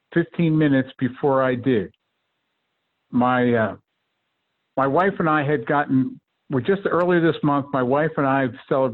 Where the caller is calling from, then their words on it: Twinsburg, Ohio, United States; also born or lived in Mission Viejo; Hello. I come to you from Twinsburg, Ohio.